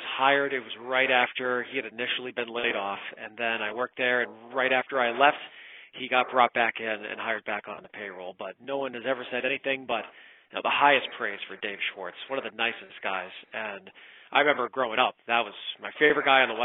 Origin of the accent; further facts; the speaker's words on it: Southwick, Massachusetts, United States; I'm from Western Mass, so headed out toward Springfield. If you ever look at a map and you see that little chunk that sticks down into Connecticut, that's my town, Southwick. And I was there up through sixth grade